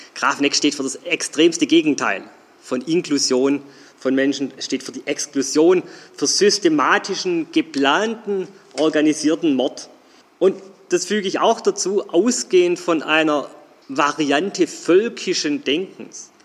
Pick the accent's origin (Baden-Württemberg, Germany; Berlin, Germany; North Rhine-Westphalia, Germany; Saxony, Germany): Baden-Württemberg, Germany; Geislingen an der Steige; moved away as an adult; now in Stuttgart, Germany; Ich bin nicht in Stuttgart geboren, ich bin in Geislingen an der Steige geboren